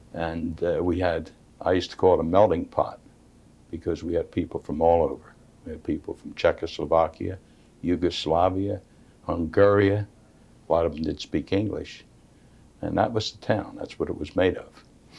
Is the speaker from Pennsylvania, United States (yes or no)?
yes; Swedeland, Pennsylvania, United States; I was born and raised in Sweedland.